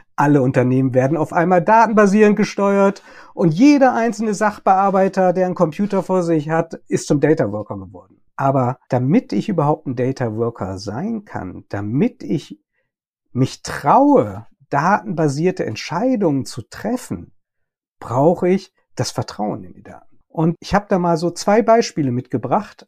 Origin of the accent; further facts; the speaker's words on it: Germany; bei uns in Deutschland